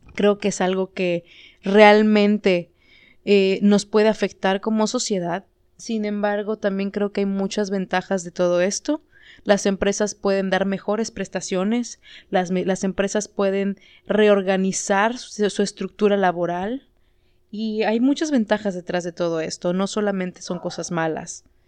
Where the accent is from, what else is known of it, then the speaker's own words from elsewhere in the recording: Yucatán, Mexico; como mexicanos, como yucatecos